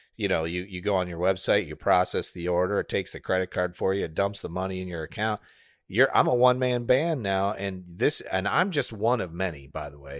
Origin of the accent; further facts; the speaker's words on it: Illinois, United States; now in Florida, United States; I grew up in Illinois